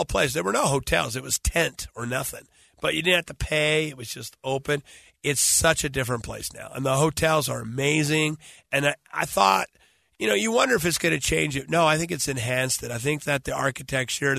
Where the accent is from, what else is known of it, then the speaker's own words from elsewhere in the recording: Salt Lake City, Utah, United States; Utah, Salt Lake City